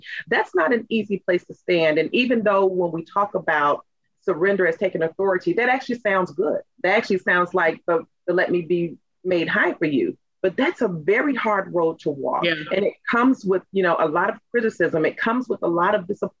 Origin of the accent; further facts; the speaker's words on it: the South, United States; in my family, you know, growing up in the South, my mother's from Chester, South Carolina